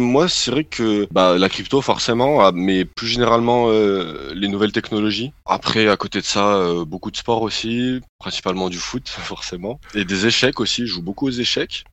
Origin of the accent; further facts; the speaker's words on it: Grenoble, Auvergne-Rhône-Alpes, France; moved away as an adult; now in Paris, France; je suis grenoblois à la base mais j'ai immigré à Paris assez récemment